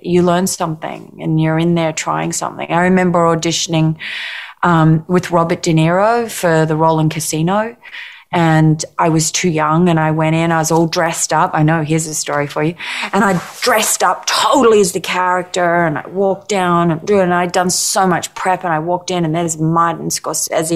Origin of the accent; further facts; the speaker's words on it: Australia; being Australian